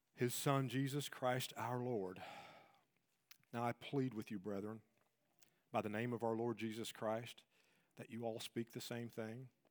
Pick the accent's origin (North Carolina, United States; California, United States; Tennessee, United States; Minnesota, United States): Tennessee, United States; I'm, I'm from Tennessee.